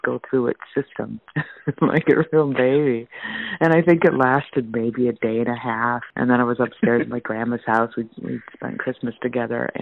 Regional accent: South Dakota, United States; now in Washington State, United States; I grew up in South Dakota along the banks of the Big Sioux River

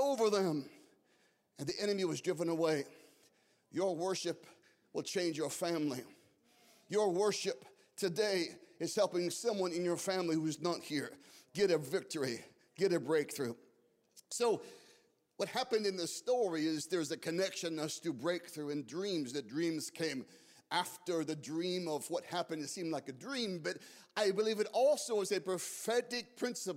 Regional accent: Scottsdale, Arizona, United States; moved away; Scottsdale was my hometown

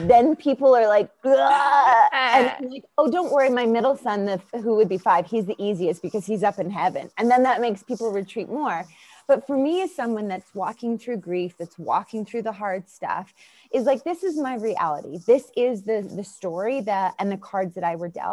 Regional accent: Winnipeg, Manitoba, Canada; moved away as an adult; Born and raised in just outside of Winnipeg, Manitoba

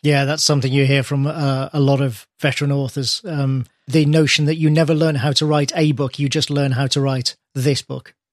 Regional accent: United Kingdom; British person here

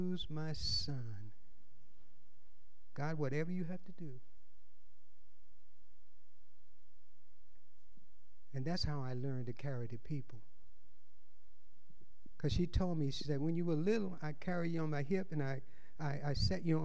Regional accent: Louisiana, United States; moved away as an adult; now in California, United States; I was born in Louisiana

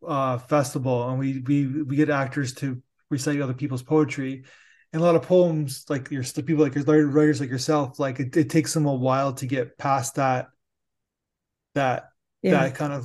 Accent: Niagara Falls, Ontario, Canada

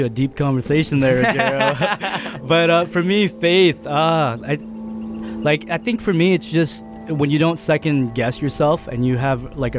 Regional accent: Edmonton, Alberta, Canada; born or raised there; moved away as an adult; now in Vancouver, Canada

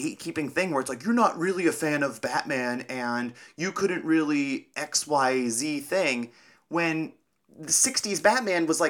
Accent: Cleveland, Ohio, United States; I'm from Cleveland

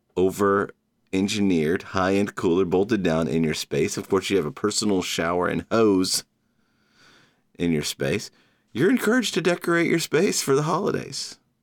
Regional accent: Georgia, United States; now in New York City, United States; my home state of Georgia

